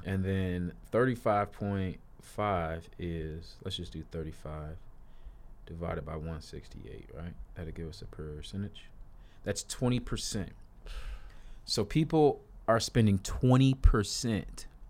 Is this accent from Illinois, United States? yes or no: yes; Chicago, Illinois, United States; I'm from Chicago, I'm a city boy